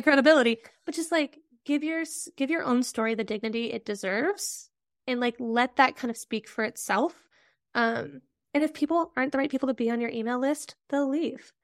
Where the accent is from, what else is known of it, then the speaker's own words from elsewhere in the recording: Midwest, rural Nebraska, United States; I'm also a Midwesterner